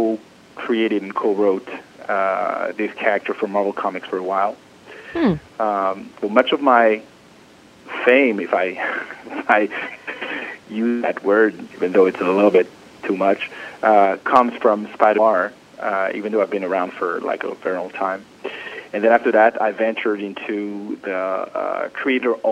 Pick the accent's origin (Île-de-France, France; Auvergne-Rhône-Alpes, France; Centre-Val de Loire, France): Île-de-France, France; Paris; moved away as an adult; now in New York, United States; I was born in Paris, France